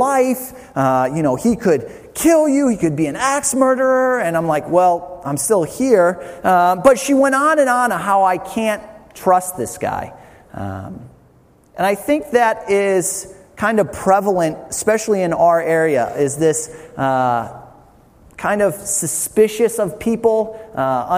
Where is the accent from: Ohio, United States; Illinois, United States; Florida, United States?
Ohio, United States; Toledo; moved away as an adult; now in New Jersey, United States; Toledo, where I live. I grew up in the city